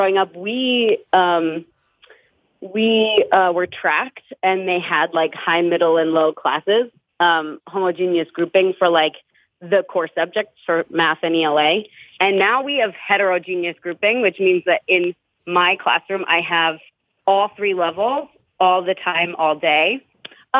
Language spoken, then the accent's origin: English; New Jersey, United States; I'm from North Jersey